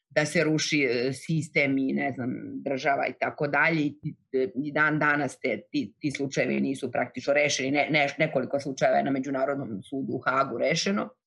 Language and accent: Croatian; Novi Pazar, Raška District, Serbia; born or raised there; moved away